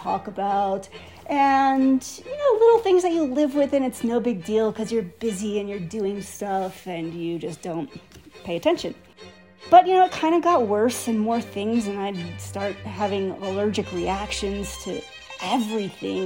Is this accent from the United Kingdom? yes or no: no; Wisconsin, United States; moved away as an adult; also born or lived in Los Angeles; I grew up in Wisconsin with a nice family